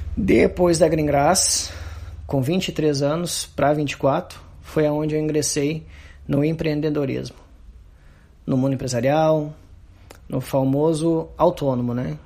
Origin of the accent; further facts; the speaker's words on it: Santo Antônio da Patrulha, Rio Grande do Sul, Brazil; also born or lived in Osório; eu nasci na cidade de Osório, mas foi só o nascimento mesmo. E me criei na nossa comunidade do Morro Grande, que é aqui distrito de Santo Antônio da Patrulha